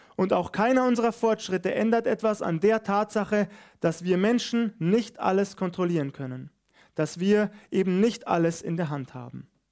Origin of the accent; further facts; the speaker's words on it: Bavaria, Germany; hier bei uns in Bayern